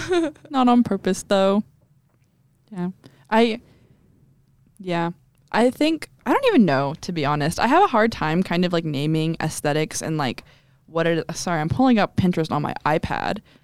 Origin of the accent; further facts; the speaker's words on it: Texas, United States; we're from Texas